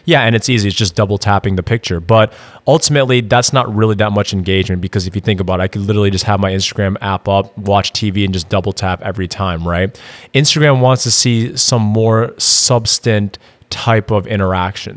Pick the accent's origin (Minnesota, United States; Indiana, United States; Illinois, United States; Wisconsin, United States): Wisconsin, United States; Madison; moved away as an adult; now in Austin, United States; I'm actually originally from Madison, Wisconsin. Moved down to Austin, Texas in twenty sixteen